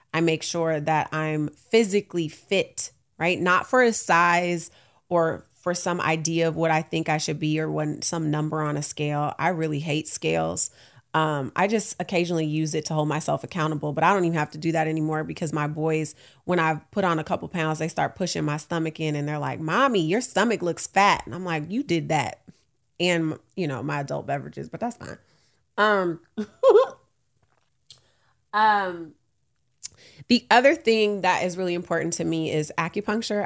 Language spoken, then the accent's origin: English; Oakland, California, United States; I'm from Oakland